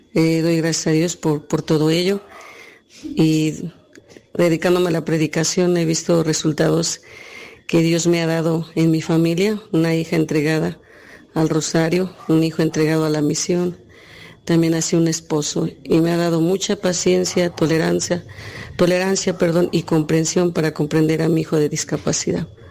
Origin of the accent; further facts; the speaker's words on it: Texcoco, State of Mexico, Mexico; soy de aquí de San Felipe, Texcoco, México.